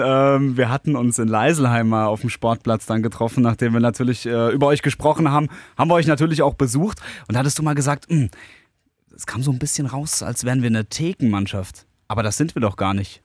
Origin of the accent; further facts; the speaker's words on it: Worms, Rhineland-Palatinate, Germany; für mich als äh, gebürtiger Wormser